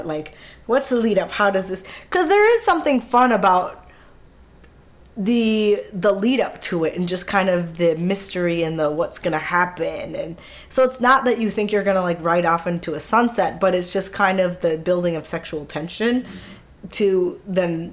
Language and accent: English; Minneapolis, Minnesota, United States; we grew up in Minneapolis, in the city, in Minneapolis